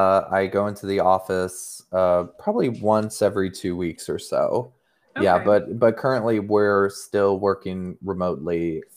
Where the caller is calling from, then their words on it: Seattle, Washington, United States; I'm calling in from Seattle, Washington right now.